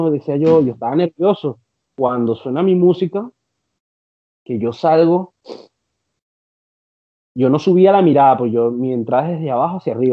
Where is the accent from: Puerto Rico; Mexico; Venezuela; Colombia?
Venezuela; now in Chile; ver, ver, ver, mi bandera, ver, ver gente que a pesar que no eran, eh, no los conocía, pero estaban ahí siendo